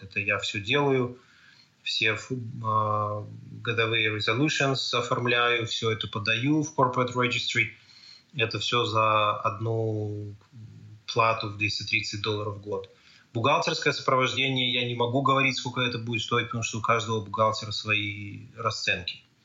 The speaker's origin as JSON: {"language": "Russian", "country": "Belarus", "tie": "born or raised there", "moved": "as an adult", "lives_now": "Canada", "said": "о белорусском, том, откуда я родом"}